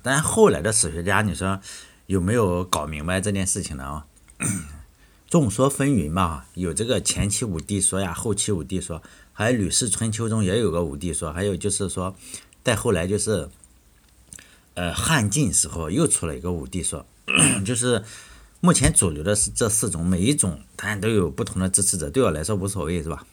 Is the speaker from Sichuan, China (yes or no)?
no; Shandong, China; 我老家是山东